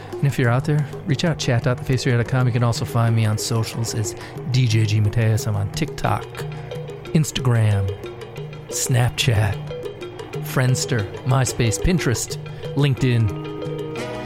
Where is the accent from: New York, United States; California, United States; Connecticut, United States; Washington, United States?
New York, United States; Rochester; my hometown of Rochester, New York